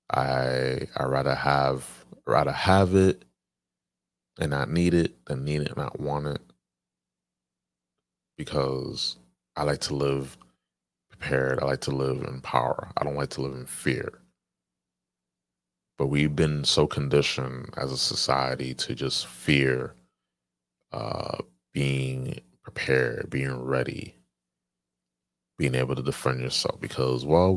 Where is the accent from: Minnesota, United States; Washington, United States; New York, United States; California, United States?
New York, United States; my home state, New York